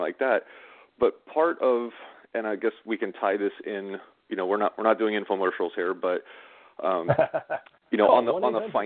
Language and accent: English; Southern California, United States; I grew up in Southern California